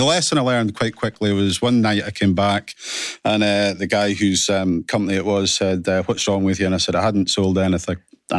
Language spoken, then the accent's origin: English; Aberdeen, Alva, Callander, Scotland, United Kingdom; Originally, Ellen Academy up in Aberdeen.